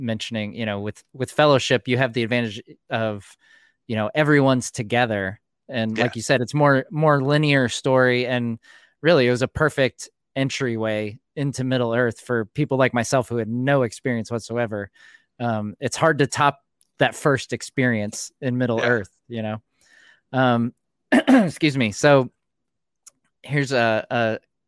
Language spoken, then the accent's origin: English; United States; as an American